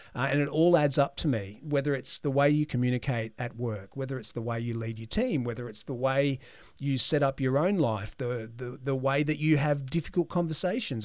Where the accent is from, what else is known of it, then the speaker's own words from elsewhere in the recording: Brisbane, Queensland, Australia; I was born in Brisbane, and I was born in the Martyr Hospital, which in, nicely is where all three of my children were born as well. So I haven't moved very far in life.